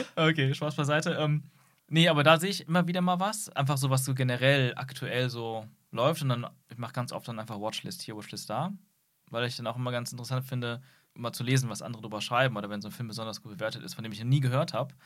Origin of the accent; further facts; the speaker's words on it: Aachen, North Rhine-Westphalia, Germany; in der Kindheit, und das ist wie gesagt jetzt nur 20 Jahre her, ähm, gab es auch hier bei uns in Aachen